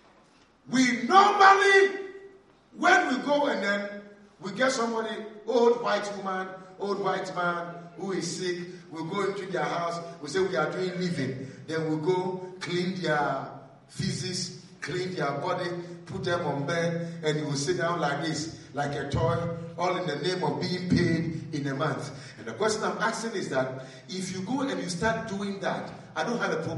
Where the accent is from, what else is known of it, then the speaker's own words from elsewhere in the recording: Ghana; I'm a Ghanaian